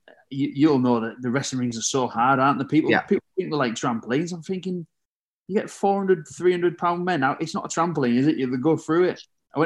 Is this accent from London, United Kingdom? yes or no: no; Middlesbrough, North East England, United Kingdom; It's a local team to me in Middlesbrough. I'm from Middlesbrough